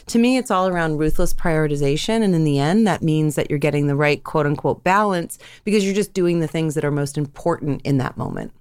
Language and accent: English; Andover, Massachusetts, United States; I grew up, uh, right outside of Boston in a town called Andover, Mass